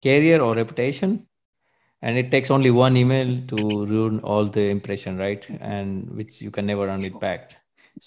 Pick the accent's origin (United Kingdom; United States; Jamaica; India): India; now in Germany; we come from India